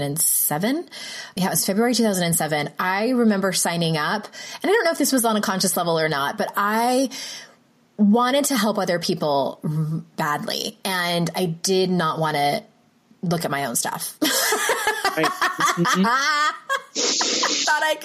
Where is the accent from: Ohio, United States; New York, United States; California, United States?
California, United States; San Diego; moved away; also born or lived in Utah; San Diego, my hometown